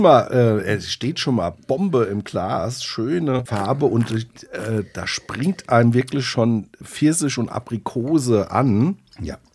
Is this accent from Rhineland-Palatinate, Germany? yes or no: yes; Rheinhessen, Rhineland-Palatinate, Germany; Wir kommen ja aus Rheinhessen